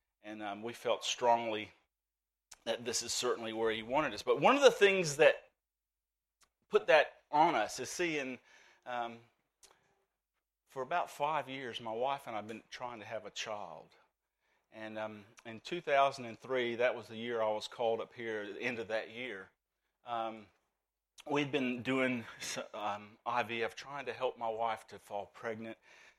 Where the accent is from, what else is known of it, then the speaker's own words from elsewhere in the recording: Birmingham, Alabama, United States; accent: Southern Alabamian; moved away as an adult; now in Australia; The Southern Alabamian in me is pretty strong. I come from Birmingham, Alabama, and I came to Australia in 1994.